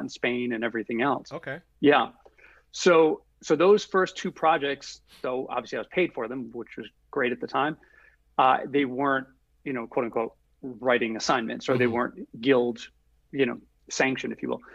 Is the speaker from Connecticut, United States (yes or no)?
no; Providence, Rhode Island, United States; also born or lived in Los Angeles; I grew up in Providence, Rhode Island